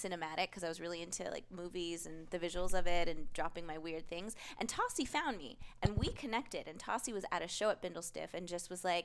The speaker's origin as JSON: {"language": "English", "town": "Oakland", "region": "California", "country": "United States", "tie": "born or raised there", "also_born_or_lived": "Vallejo, California / Morelia, Michoacán, Mexico", "said": "I was born in Oakland, raised mostly between Oakland and Vallejo"}